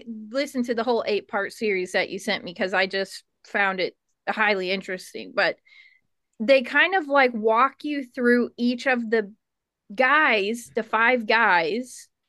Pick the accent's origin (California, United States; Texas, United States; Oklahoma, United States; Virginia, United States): Oklahoma, United States; moved away; also born or lived in Kentucky; Yeah, I'm from Oklahoma, and before I moved here, I spent a large portion of my life in Kentucky, and my family grew up in like the Appalachian Mountains.